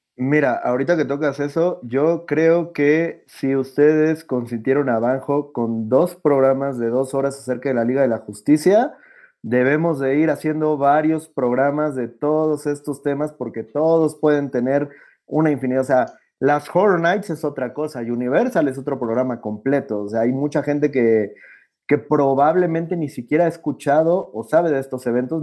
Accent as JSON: {"language": "Spanish", "country": "Mexico", "said": "yo soy el mexicano"}